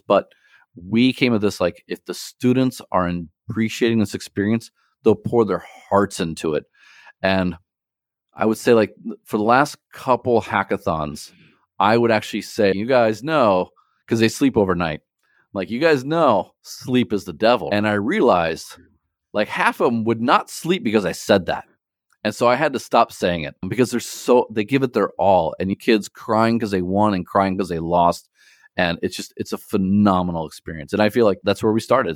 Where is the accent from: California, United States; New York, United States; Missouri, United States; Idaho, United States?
Missouri, United States; St. Louis; now in China; I'm from Saint Louis originally